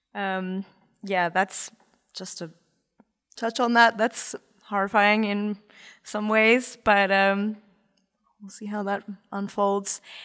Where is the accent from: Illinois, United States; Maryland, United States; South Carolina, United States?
Maryland, United States; Baltimore; I'm, I'm from Baltimore